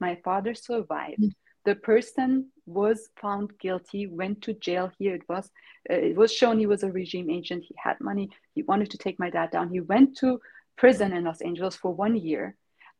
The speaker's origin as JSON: {"language": "English", "country": "Germany", "tie": "born or raised there", "also_born_or_lived": "Tehran, Iran", "said": "I was born also in Tehran. And after the revolution, because he was also a political activist back then, he had to flee the country, and we all moved to Germany and stayed there pretty much all of our life."}